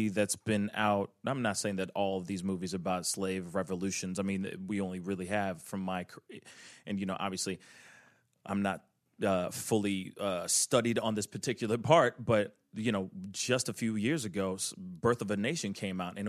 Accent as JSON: {"language": "English", "country": "Haiti", "said": "I'm from Haiti"}